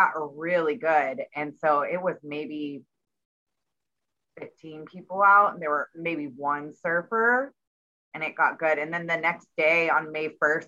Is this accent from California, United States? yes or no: yes; Folsom, California, United States; I grew up in Northern California and right on the lake, Folsom